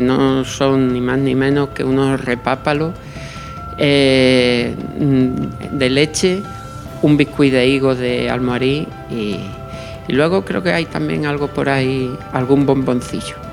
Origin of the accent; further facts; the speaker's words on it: Los Santos de Maimona, Extremadura, Spain; yo que vengo de los Santos de Maimona